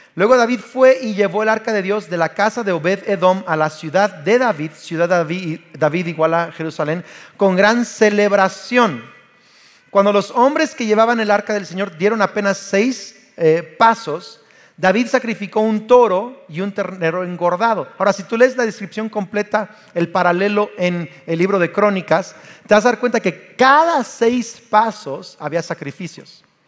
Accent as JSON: {"language": "Spanish", "country": "Mexico", "said": "yo soy mexicano."}